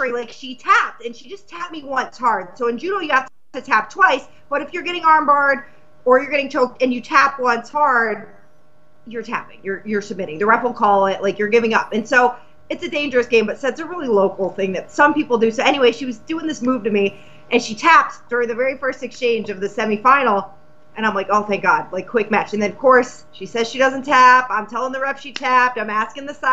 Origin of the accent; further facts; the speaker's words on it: Massachusetts, United States; I'm from Massachusetts